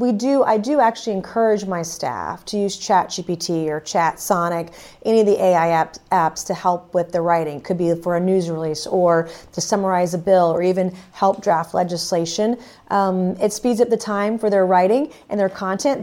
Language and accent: English; Charleston, South Carolina, United States; born or raised there